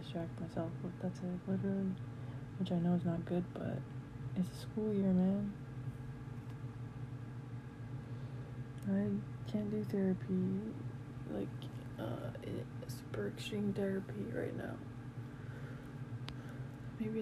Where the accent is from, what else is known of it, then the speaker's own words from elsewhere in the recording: Calgary, Alberta, Canada; I was born in Foothills. Yeah, I lived in Forest Lawn. Yeah, I was in foster care in Forest Lawn